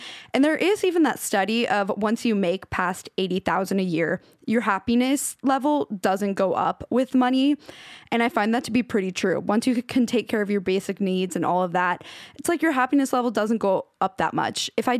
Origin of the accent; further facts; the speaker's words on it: Washington, United States; the town I grew up in Washington.